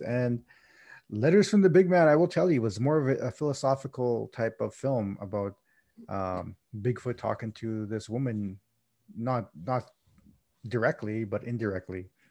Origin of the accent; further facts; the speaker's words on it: Canada; I'm Canadian